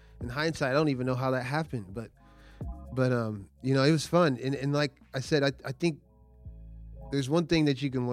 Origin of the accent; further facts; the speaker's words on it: Norman, Oklahoma, United States; I'm from Norman. I went to Norman North